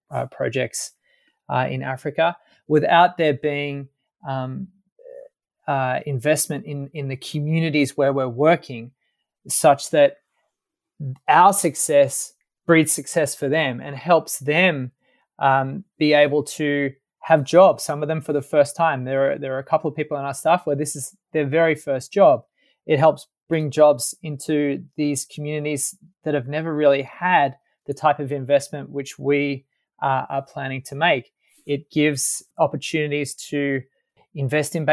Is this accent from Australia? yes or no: yes; Sydney, New South Wales, Australia; moved away as an adult; also born or lived in Washington, D.C. / Paris; My background, I'm from Sydney